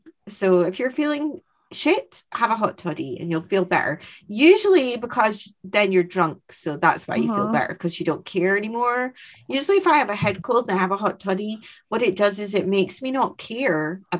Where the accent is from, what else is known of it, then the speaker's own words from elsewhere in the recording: Scotland, United Kingdom; I'm the Scot.